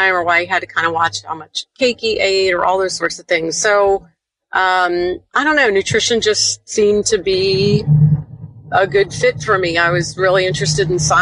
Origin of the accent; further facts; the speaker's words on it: Youngstown, Ohio, United States; moved away as an adult; also born or lived in Cincinnati, Ohio; I am from Youngstown, Ohio originally